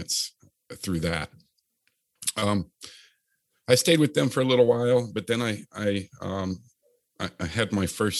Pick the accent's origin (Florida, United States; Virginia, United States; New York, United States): Virginia, United States; Chesapeake; I grew up in Chesapeake, Virginia area, Virginia Beach, if you're not familiar with the area, and went to high school there